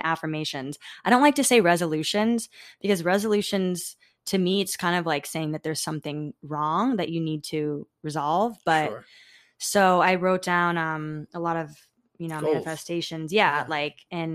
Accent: Florida, United States; I grew up in Florida

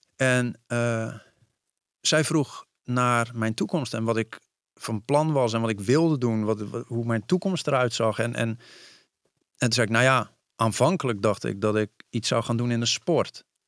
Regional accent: Vlaardingen, South Holland, Netherlands; moved away as an adult; also born or lived in Amsterdam; ik zei eigenlijk heel trots. Vlaardingen.

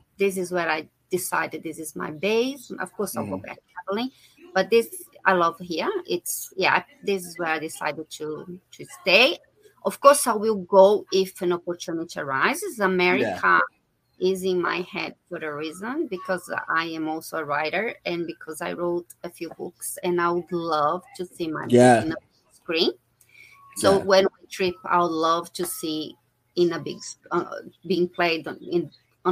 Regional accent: Brazil; moved away as an adult; also born or lived in England / Laos; now in Australia; Originally from Brazil, but I live in Australia. I have been living in Australia for 20 years. I left my country 22 years ago.

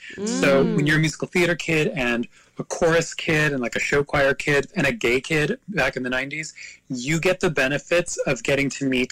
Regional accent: Long Island, New York, United States; also born or lived in Dallas, Texas / Queens; I was born in Dallas, Texas, and I grew up on Long Island.

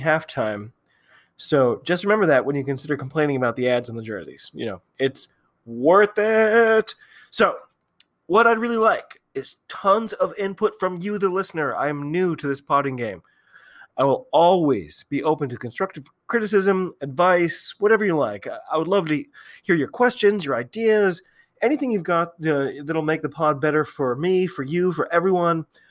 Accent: United States; I'm an American

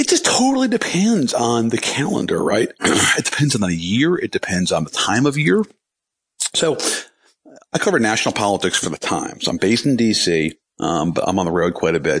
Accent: Arlington, Virginia, United States; I grew up in Arlington, Virginia, and our hometown paper was the Washington Post

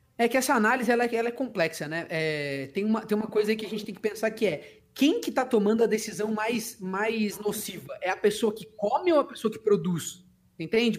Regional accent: Socorro, São Paulo, Brazil; moved away; minha terra lá, eu sou de Socorro, né, interior de São Paulo

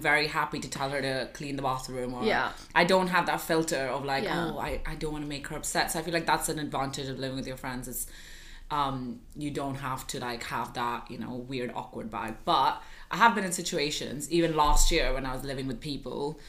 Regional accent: Singapore; moved away; also born or lived in India; I'm from India, but growing up in Singapore

